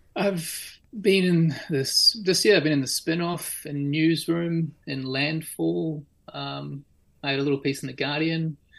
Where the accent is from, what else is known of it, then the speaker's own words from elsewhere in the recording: Auckland, New Zealand; I was born and raised in Auckland, uh, I went to school and university there.